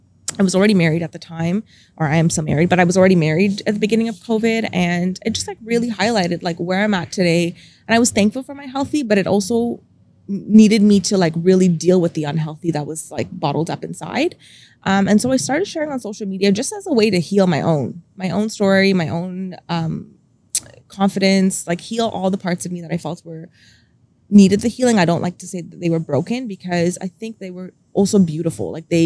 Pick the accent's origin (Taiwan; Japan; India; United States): India; also born or lived in Dubai, United Arab Emirates; now in Canada; being a Indian girl, it was very expected of me to just help raise my siblings.